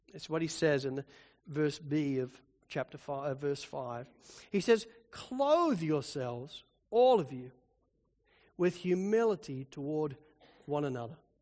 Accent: Spalding, East Midlands, United Kingdom; moved away; I grew up pretty much in the Shire of the Hobbit

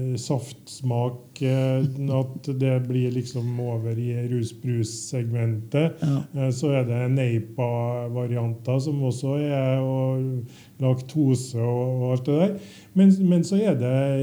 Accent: Trøndelag, Norway; Som trønder

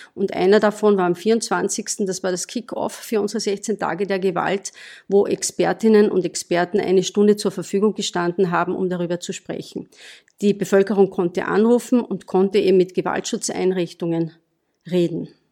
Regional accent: Austria; Bei uns in Österreich

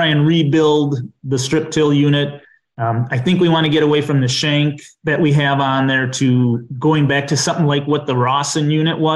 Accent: southwest Dodge County, Wisconsin, United States; also born or lived in Chicago / Beaver Dam, Wisconsin; I grew up on a farm in southwest Dodge County, Wisconsin.

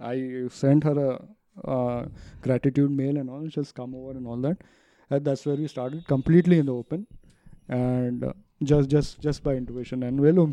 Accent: Ajmer, Rajasthan, India; I come from Ajmer, Rajasthan

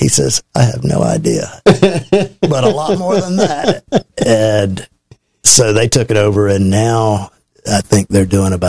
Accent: Chicago, Illinois, United States; I grew up in Chicago, and I worked with the Teamsters Union.

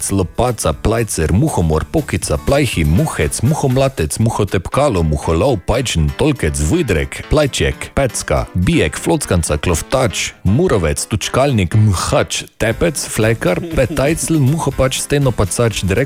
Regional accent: Maribor, Drava, Slovenia; prihajam iz Maribora in mi temu pravimo pičego.

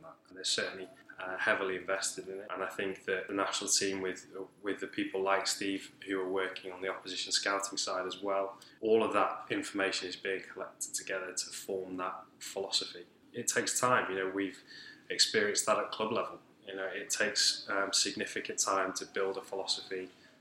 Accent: Wales, United Kingdom; as a Welshman

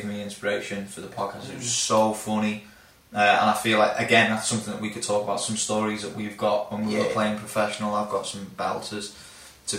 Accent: Flint, Wales, United Kingdom; now in Australia; I'm from Flint

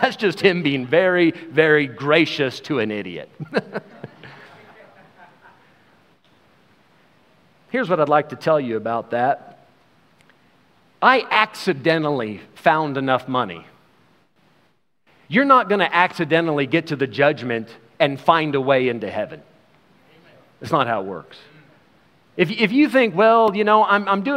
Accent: United States; now in South Africa; We are American citizens

